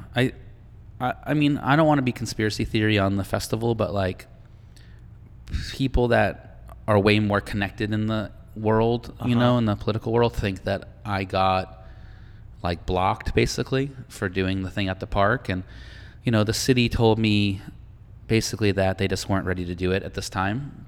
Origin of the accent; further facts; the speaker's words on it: Boston, Massachusetts, United States; moved away; I'm from Boston